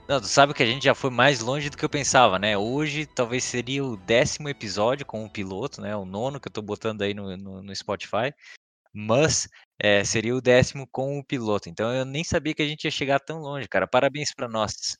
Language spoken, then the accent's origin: Portuguese; Brazil; now in Germany